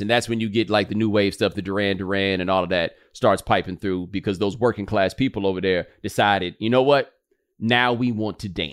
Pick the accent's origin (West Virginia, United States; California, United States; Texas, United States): Texas, United States; Houston; I'm from Houston, too